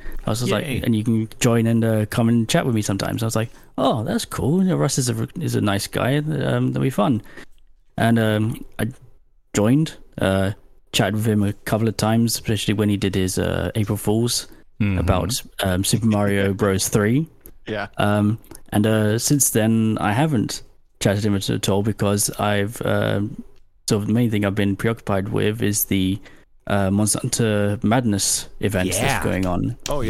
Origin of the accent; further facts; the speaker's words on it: United Kingdom; I'm British, in case you hadn't realized.